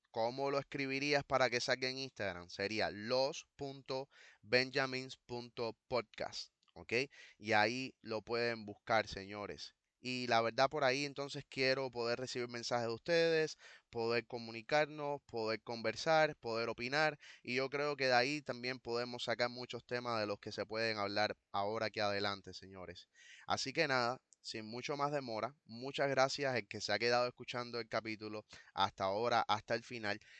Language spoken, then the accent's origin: Spanish; Cuba; somos cubanos pidiendo no más patria o muerte, sino patria y vida